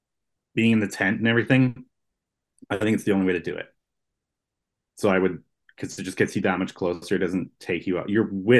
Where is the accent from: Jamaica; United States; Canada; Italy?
Canada; even for me as a Canadian